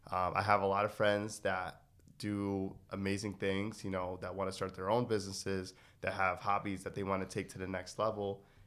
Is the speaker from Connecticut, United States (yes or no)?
yes; Connecticut, United States; I'm from Connecticut, so I don't pronounce my G's at the end of my words.